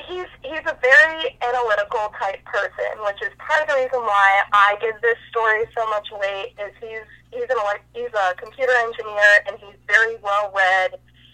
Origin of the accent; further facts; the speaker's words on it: Dayton, Ohio, United States; So I'm actually from Dayton, Ohio, and that is where my dad grew up as well.